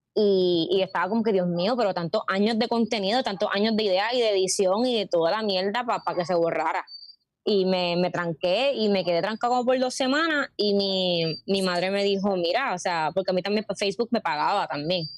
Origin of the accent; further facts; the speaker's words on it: Puerto Rico; moved away as an adult; me fui de Puerto Rico a estudiar teatro musical